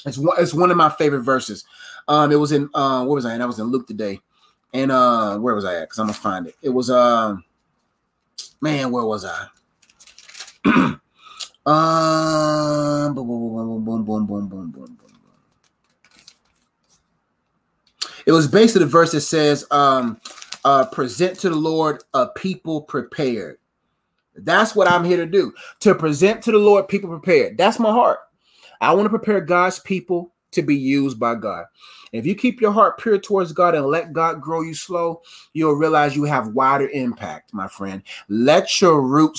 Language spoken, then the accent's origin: English; Nigeria; I'm Nigerian